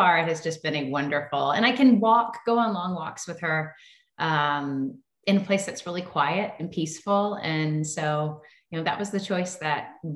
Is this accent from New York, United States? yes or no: no; Tennessee, United States; moved away as an adult; also born or lived in Los Angeles; I grew up in Tennessee and I grew up camping and climbing trees and running through creeks